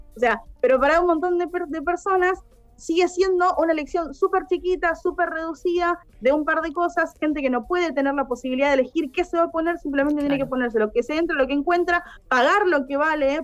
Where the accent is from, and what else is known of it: Argentina